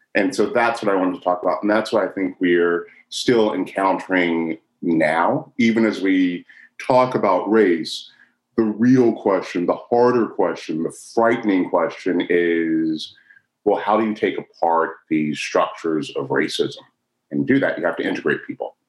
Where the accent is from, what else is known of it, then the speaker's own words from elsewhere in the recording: Chicago, Illinois, United States; I was born in Chicago.